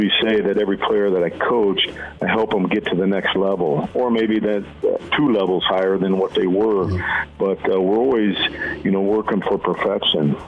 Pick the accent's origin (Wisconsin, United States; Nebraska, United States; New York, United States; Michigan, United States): Nebraska, United States; growing up in Nebraska